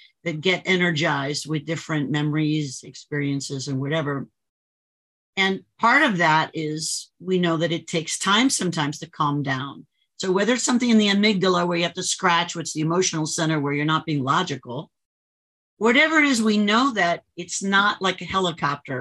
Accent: Miami, Florida, United States; I grew up in Miami area

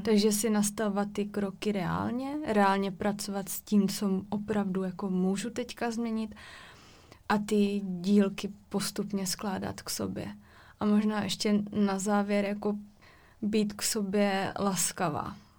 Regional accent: Czechia; jsme z České republiky

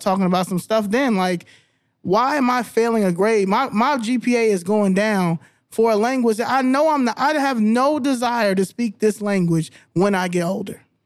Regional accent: Albany, New York, United States; first language English; I was born in Albany, New York

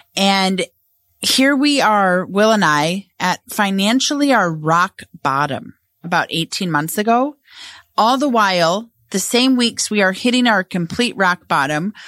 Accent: Edina, Minnesota, United States; grew up in Edina

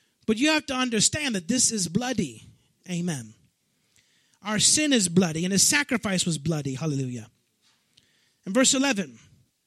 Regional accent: Chicago, Illinois, United States; I'm from Chicago

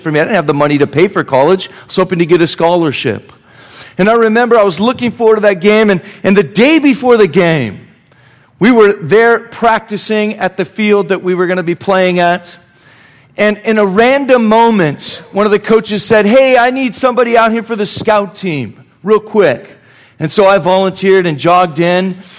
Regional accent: Reno, Nevada, United States; I grew up around Reno, Nevada

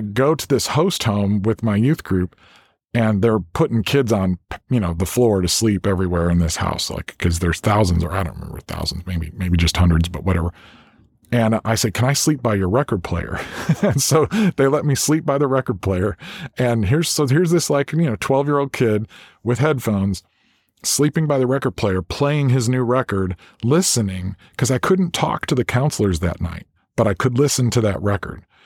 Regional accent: South Central and Central Illinois, United States; I grew up in South Central and Central Illinois, kind of in the country there

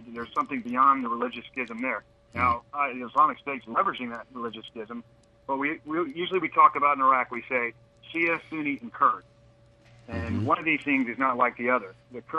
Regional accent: Texas, United States; now in Charleston, United States; All my grandparents and dad and mother grew up in Charleston, and I spent my summers there. I grew up in Texas.

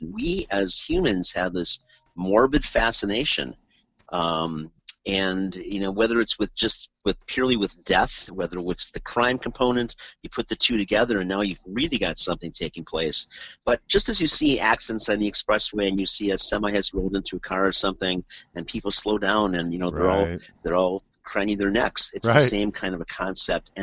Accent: Milwaukee, Wisconsin, United States; We're from Milwaukee

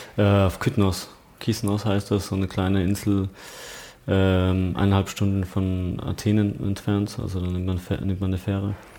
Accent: Landeck, Tyrol, Austria; accent: Tirolerisch; moved away; Ich komme aus Landeck heißt das. Ähm, so eine kleine 8000 Einwohnerstadt

